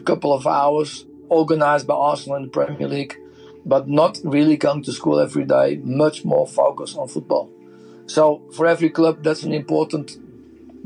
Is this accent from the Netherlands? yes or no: yes; Netherlands; I'm from Holland.